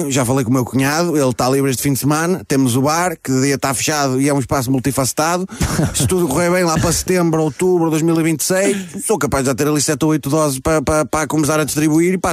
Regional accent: Escalhão, Guarda, Portugal; Que eu não sou de lá. Eu sou do Escalhão. Faz parte do Conselho, mas é um bocadinho mais para cima. Eu fui para lá com 18 anos, só com a roupa do corpo

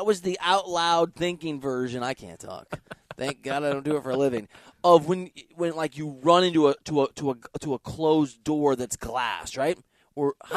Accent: Iowa, United States; I'm from Iowa

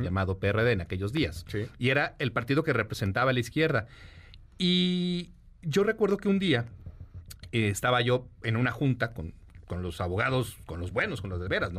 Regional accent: Mexico; somos mexicanos

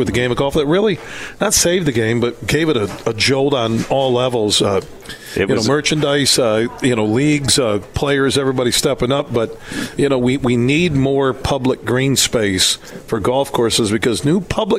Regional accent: Sparta, Michigan, United States; just down the road from where I grew up in Sparta, Michigan.

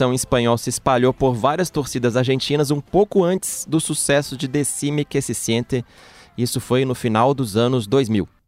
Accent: Mato Grosso do Sul, Brazil; Eu, o João, a gente vem do Mato Grosso do Sul, que é um estado que faz fronteira com o Paraguai

